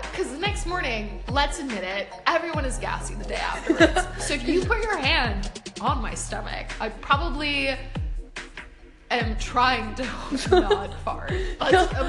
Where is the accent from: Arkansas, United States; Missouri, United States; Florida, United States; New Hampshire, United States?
Florida, United States; Sarasota; moved away as an adult; also born or lived in Amsterdam / London; now in Sweden; I was born in Amsterdam, lived there for 2 years, then I moved to London, lived there for 6. Then I moved to the States, so I grew up in Florida, and in Sarasota, Siesta Key, for 15 years.